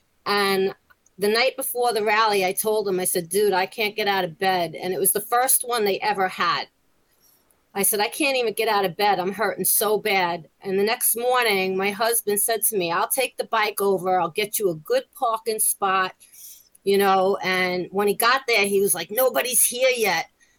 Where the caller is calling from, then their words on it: Long Island, New York, United States; I'm calling from Long Island, New York.